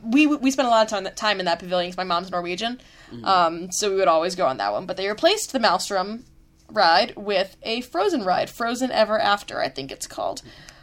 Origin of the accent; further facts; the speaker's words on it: Orlando, Florida, United States; I grew up in Orlando